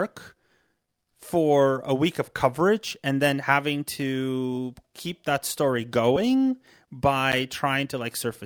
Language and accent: English; United States; as an American